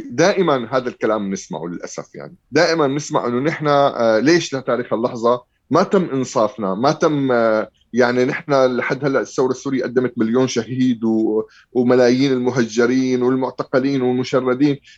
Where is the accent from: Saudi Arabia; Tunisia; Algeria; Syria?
Syria; الانتصار انه انا حاليا عم احكي بحقوق الانسان وانا سوري خلصت من عبوديه بشار الاسد وحافظ الاسد وحزب البعث